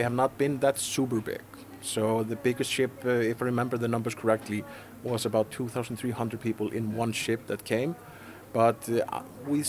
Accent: Reykjavik, Capital Region, Iceland; English is a second language; moved away as an adult; now in Egilsstaðir, Iceland; I'm born and raised in Reykjavik

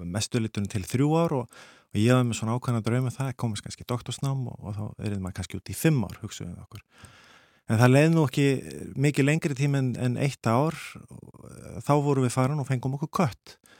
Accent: Iceland; now in Sweden; verandi þá Íslandingur í Svíþjóð þá er maður svolítið svona spari innflýtandi

